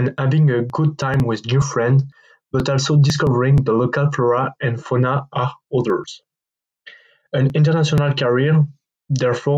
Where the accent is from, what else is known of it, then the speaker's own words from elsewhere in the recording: France; I'm 21 years old and I'm from France.